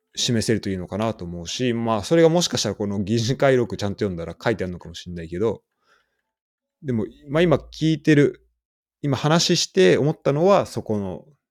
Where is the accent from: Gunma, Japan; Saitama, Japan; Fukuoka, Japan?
Saitama, Japan; moved away; 俺ら二人、浦和出身で